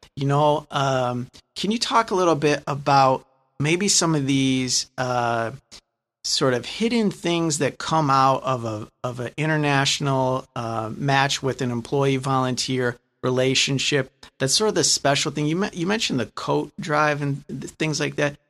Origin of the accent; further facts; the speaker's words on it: Lansing, Michigan, United States; I'm from Lansing